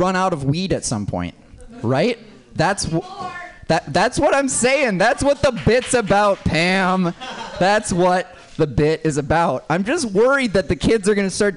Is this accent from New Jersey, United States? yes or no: no; Minnesota, United States; now in San Francisco, United States; I grew up in Minnesota